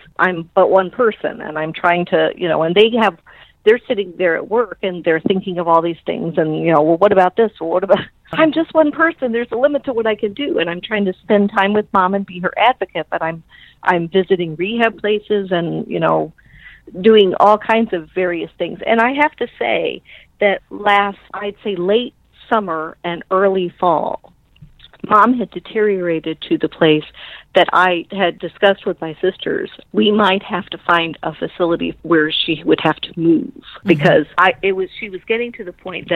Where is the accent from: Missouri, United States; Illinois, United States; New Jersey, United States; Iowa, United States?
Illinois, United States; Belleville; I grew up in Belleville